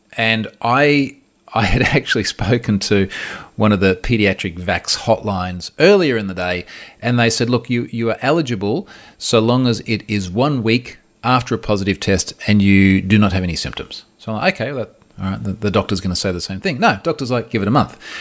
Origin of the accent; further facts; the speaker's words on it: Australia; I'm Australian